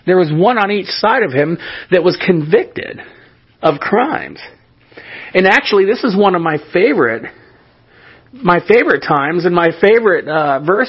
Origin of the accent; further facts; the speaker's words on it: California, United States; moved away; I was born in the state of California, which makes me a Californian. And even though I live somewhere else, I live in a different state, that doesn't change anything